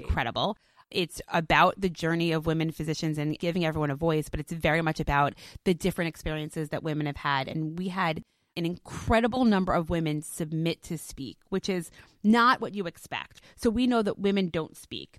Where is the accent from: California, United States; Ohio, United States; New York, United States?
New York, United States; New York City; I was born in Brooklyn